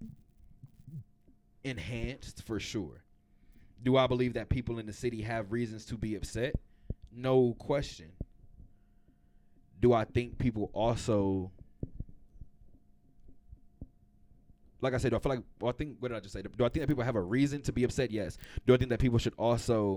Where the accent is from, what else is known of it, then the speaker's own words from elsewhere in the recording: Inglewood, California, United States; It does not look like Inglewood. It does not look like my hometown